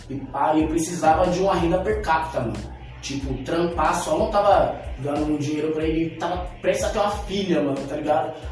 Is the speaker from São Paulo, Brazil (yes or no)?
yes; São Paulo, Brazil; E, porra, é muito foda, porque eu cresci no Sapé, né? Eu estudava no Roberto Lange e o Sapé era do lado, eu sempre colava e tal.